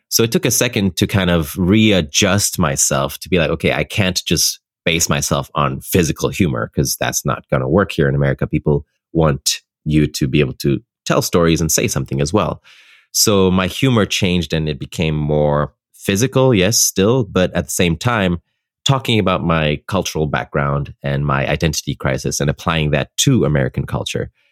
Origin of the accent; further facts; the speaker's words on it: Ethiopia; moved away as an adult; also born or lived in Netherlands; I grew up in Ethiopia for 18 years of my life. And for me, that's a place I consider home